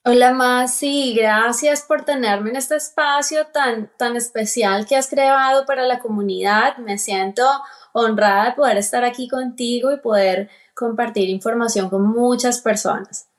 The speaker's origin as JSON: {"language": "Spanish", "country": "Colombia", "moved": "as an adult", "lives_now": "Atlanta, United States", "said": "soy colombiana, vivo aquí en Estados Unidos, precisamente en el estado de Georgia, Atlanta. Llevo viviendo aquí 12 años."}